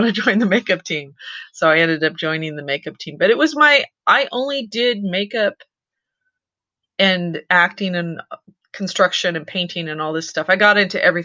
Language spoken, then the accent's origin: English; San Francisco Bay Area, California, United States; I grew up in the San Francisco Bay Area